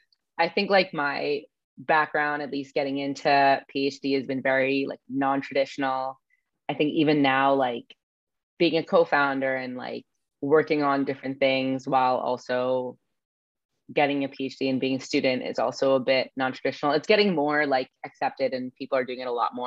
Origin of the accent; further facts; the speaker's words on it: New Jersey, United States; now in Los Angeles, United States; I'm from New Jersey